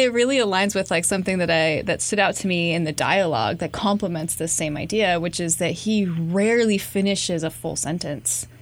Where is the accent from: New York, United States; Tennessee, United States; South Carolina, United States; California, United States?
California, United States; growing up in California and frequenting thrift stores